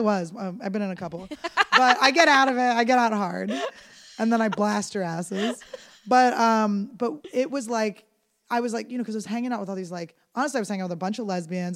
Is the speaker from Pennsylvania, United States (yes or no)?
yes; Philadelphia, Pennsylvania, United States; I grew up in Philadelphia